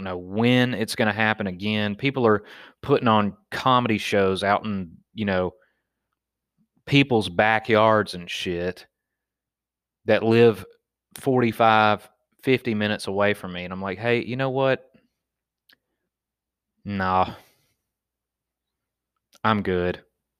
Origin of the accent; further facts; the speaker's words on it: Pennsylvania, United States; man, I'm a fucking redneck. I'm from Pennsylvania, and I get shot in the back with paintballs, and I don't bitch out.